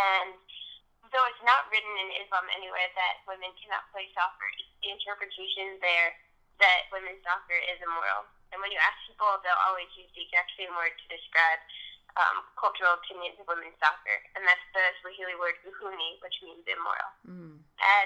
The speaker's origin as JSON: {"language": "English", "town": "New York City", "region": "New York", "country": "United States", "tie": "born or raised there", "said": "I grew up in New York City"}